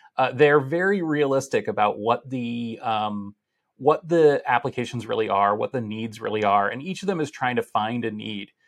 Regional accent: Boston, Massachusetts, United States; we're returning to Boston for the first time since the pandemic, uh, my hometown

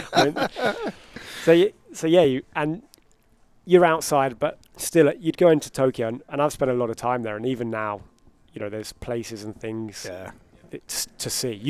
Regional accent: England, United Kingdom; accent: British; moved away as an adult; now in United States; as an English person coming over here, it's quite easy.

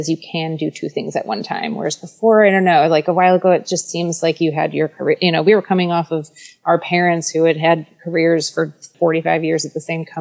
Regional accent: Midwest, United States; moved away; growing up in the Midwest

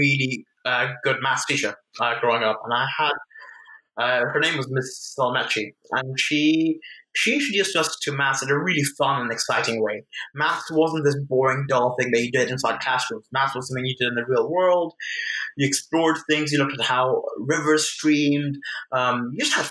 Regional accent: Vienna, Austria; I grew up in Vienna, Austria

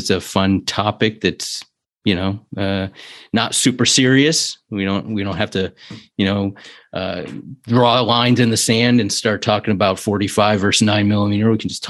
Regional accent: Cleveland, Ohio, United States; born there; now in Columbus, United States; Yeah, I was born in Cleveland, but I'm in Columbus, a couple hours away from you.

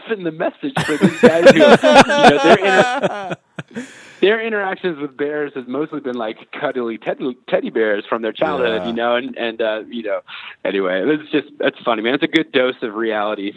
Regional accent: Colorado Springs, Colorado, United States; I grew up in the Springs

